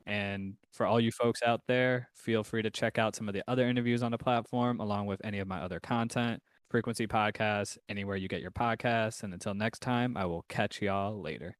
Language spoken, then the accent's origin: English; New York, United States; I'm I'm from New York